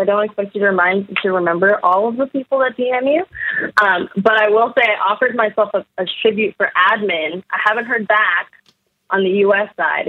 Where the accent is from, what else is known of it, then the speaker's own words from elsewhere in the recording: Texas, United States; I'm from Texas and we love butter